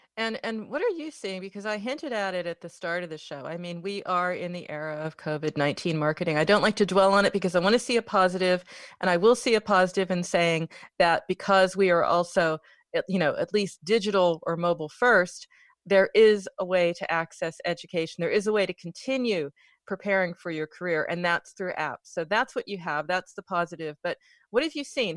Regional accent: United States; I'm from America

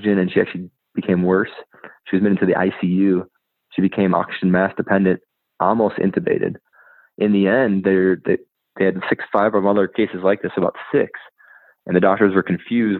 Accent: Wisconsin, United States; I'm from Wisconsin

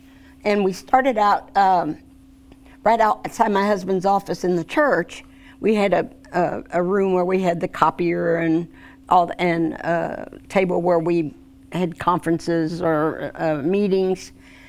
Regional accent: Missouri, United States; moved away; also born or lived in Indiana; I'm originally from Missouri, and I went every year back to Missouri Youth Camp.

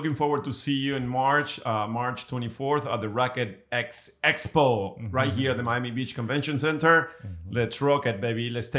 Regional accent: Argentina; I'm from Argentina.

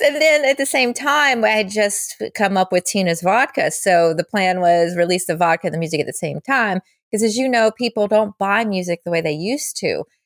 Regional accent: Charlotte, North Carolina, United States; moved away as an adult; now in Los Angeles, United States; my hometown, Charlotte

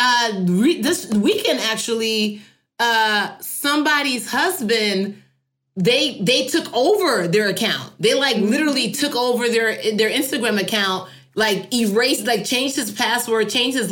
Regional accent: Nigeria; I am Nigerian

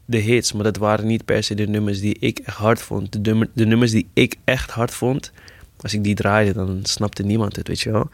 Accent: Amsterdam, North Holland, Netherlands; Ik ben geboren in, eh, Eventing, dat bestaat nu niet meer, maar dat was, eh, in Zuidoost, de Bijlmerrecht. En, ehm, toen op mijn tiende verhuisd naar Gein

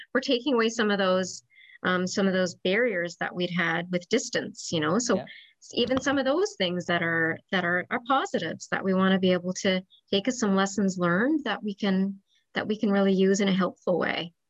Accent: Newfoundland and Labrador, Canada; moved away as an adult; also born or lived in Ontario / St. John's; I'm originally from Newfoundland and moved back to Newfoundland about 10 years ago.

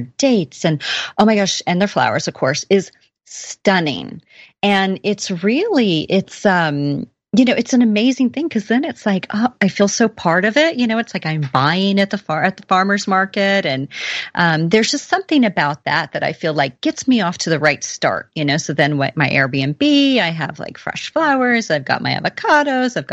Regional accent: Oklahoma, United States; I'm really from Oklahoma.

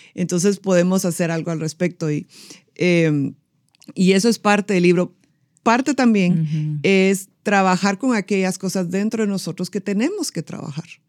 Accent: Guatemala; yo soy guatemalteca

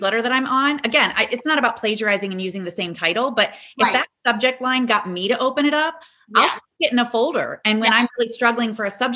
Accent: Ohio, United States; I grew up in Ohio

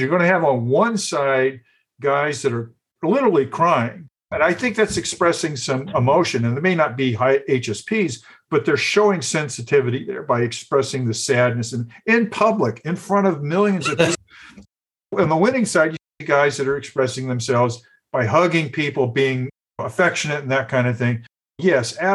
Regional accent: the South, United States; growing up in the South

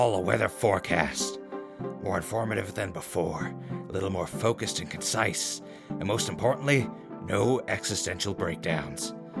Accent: Midwest, United States; I remember growing up in the Midwest with fields of corn and beans as far as the eyes can see, out when you're driving those country roads

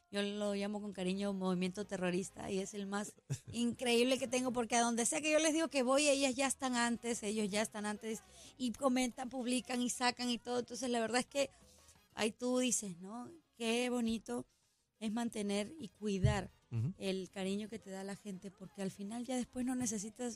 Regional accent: Peru; en mi país hay un montón

